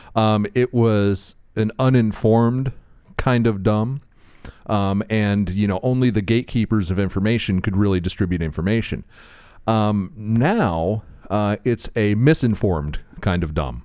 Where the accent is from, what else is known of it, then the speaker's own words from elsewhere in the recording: Florida, United States; I'm from Florida